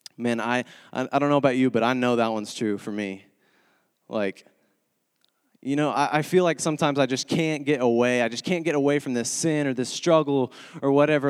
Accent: Texas, United States; moved away as an adult; now in Springfield, United States; I'm originally from Texas, born and raised

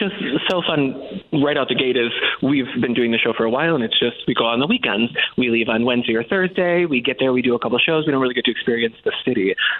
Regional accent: Detroit, Michigan, United States; I'm from Detroit.

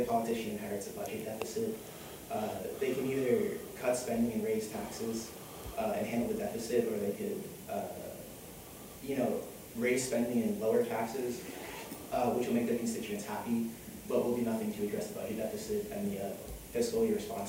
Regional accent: United States; I'm from New York

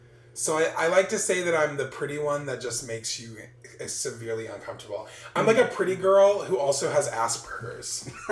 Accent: New Orleans, Louisiana, United States; I'm from New Orleans

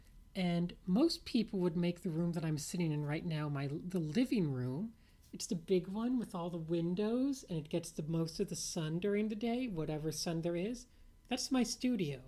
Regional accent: New Orleans, Louisiana, United States; moved away; I grew up in New Orleans, and the Gulf Coast beaches were a little stormy in general, a little undertowy

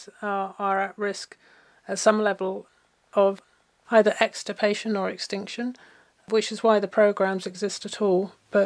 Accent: England, United Kingdom; now in Cortes Island, Canada; when I came to Cortes and to Canada, as you can tell I'm from England

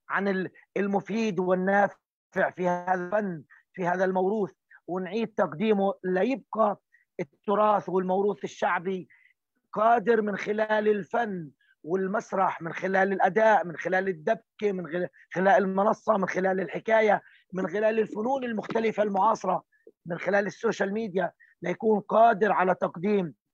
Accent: Palestine; من الاشياء اللي شكلت هويتنا النضاليه احنا كفلسطينيين واحده من الاشياء اللي دائما بنفاخر فيها

